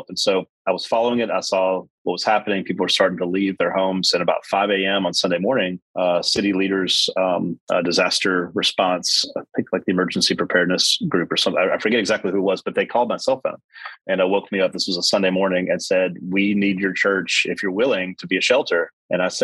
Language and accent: English; Mississippi Gulf Coast, United States; moved away as an adult; also born or lived in San Francisco Bay Area, United States / Southeast US; now in Northern California, United States; I grew up on Mississippi Gulf Coast, New Orleans Gulf Coast, and that's hurricane season for us